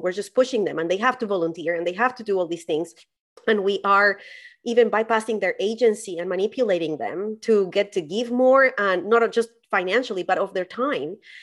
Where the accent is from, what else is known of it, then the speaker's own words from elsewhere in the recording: Colombia; I grew up in Colombia